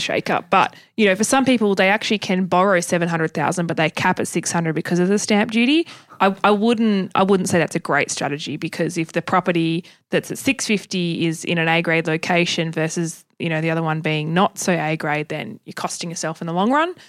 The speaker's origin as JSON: {"language": "English", "region": "Tasmania", "country": "Australia", "tie": "born or raised there", "said": "I grew up in Tasmania and we're ten years behind everybody else."}